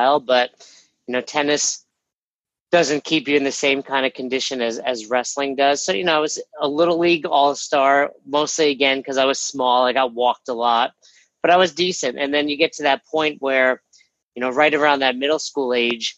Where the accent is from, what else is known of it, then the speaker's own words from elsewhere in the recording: Westchester, New York, United States; I grew up in Westchester, New York